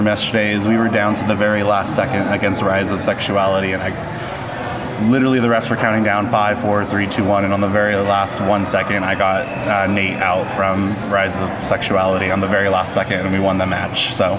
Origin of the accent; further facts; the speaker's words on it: Los Angeles, California, United States; now in San Francisco, United States; I'm originally from Los Angeles. I played WeHo Dodgeball, but I'm currently up in San Francisco